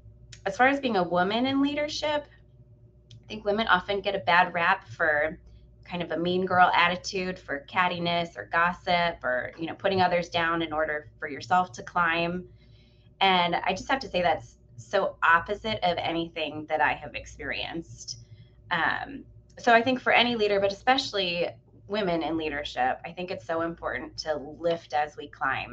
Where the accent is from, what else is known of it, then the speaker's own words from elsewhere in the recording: Midwest, United States; also born or lived in Cleveland / Chicago / Indianapolis; I grew up in the Midwest. I lived in Cleveland, Chicago, and Indianapolis